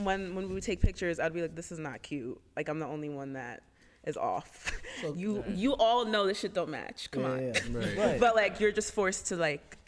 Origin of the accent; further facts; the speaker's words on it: Freehold, New Jersey, United States; Freehold, New Jersey. So I'm from Jersey.